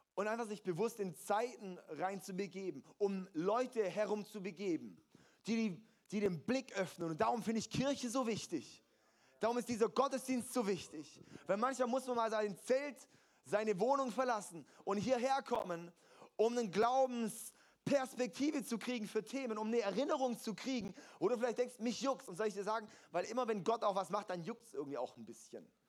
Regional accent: Germany; als deutsche Christen, als Deutsche sowieso

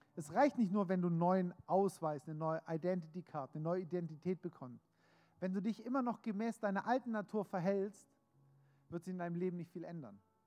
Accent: Germany; bin Deutscher, habe einen deutschen Pass, das heißt, egal ob ich mich als Deutscher fühle oder nicht, ich bin Deutscher.

